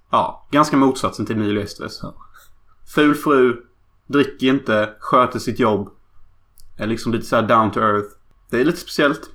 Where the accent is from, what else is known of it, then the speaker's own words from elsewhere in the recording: Sweden; Jag skäms faktiskt för att vara svensk